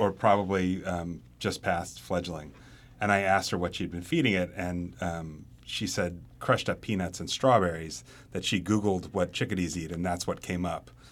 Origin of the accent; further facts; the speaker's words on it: Nashville, Tennessee, United States; moved away; I grew up in Nashville